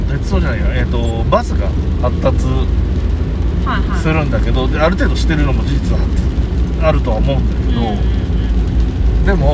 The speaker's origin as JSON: {"language": "Japanese", "region": "Yamanashi", "country": "Japan", "tie": "born or raised there", "moved": "as an adult", "lives_now": "Tokyo, Japan"}